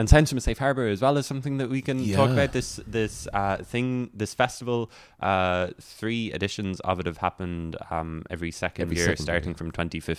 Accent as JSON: {"language": "English", "town": "Rosscarbery", "region": "Munster", "country": "Ireland", "tie": "born or raised there", "said": "when I was growing up in Ross Carberry"}